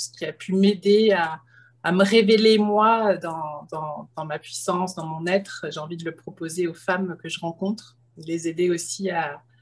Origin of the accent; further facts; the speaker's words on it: France; now in Canada; J'ai immigré de France, euh, un beau projet, une grande, euh, un grand lâcher-prise.